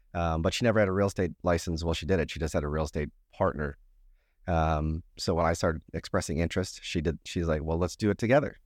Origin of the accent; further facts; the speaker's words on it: Minnesota, United States; moved away; born and raised in Minnesota